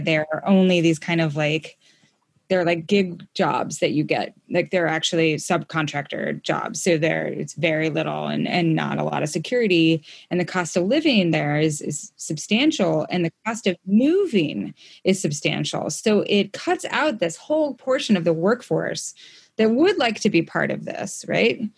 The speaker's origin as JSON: {"language": "English", "region": "Idaho", "country": "United States", "tie": "born or raised there", "also_born_or_lived": "Brooklyn, New York", "moved": "yes", "lives_now": "Montana, United States", "said": "I grew up in Idaho"}